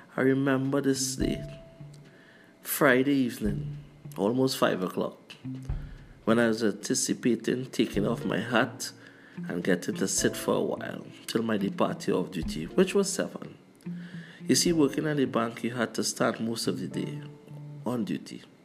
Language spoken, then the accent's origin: English; Trinidad & Tobago; also born or lived in Canada